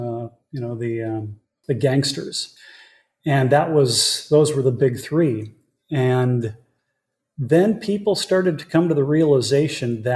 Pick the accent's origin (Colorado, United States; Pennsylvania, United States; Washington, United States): Washington, United States; Seattle; I grew up in the Seattle area